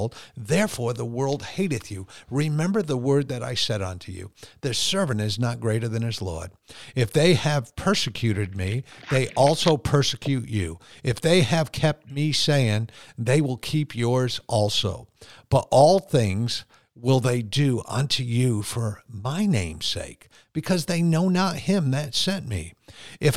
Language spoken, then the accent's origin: English; United States; as an American Christian